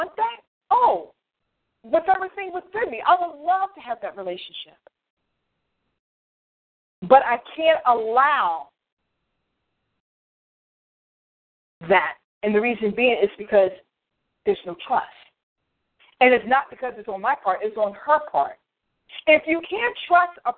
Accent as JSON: {"language": "English", "town": "Frederick", "country": "United States", "tie": "born or raised there", "said": "here in my hometown, Frederick"}